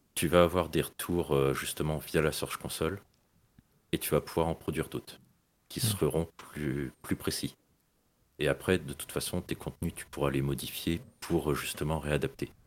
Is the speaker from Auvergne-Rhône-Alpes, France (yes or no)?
no; Brittany, France; je suis breton